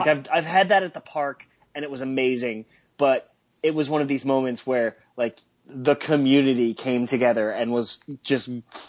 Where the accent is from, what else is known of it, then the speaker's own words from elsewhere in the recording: Seattle, Washington, United States; I grew up in Seattle